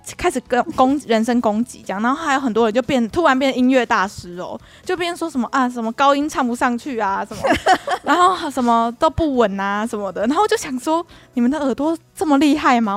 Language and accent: Chinese; Kaohsiung, Taiwan; 我们不是高雄人嘛